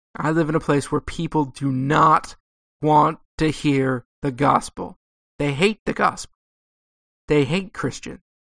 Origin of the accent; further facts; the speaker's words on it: Southern California, United States; also born or lived in Texas; I grew up in Southern California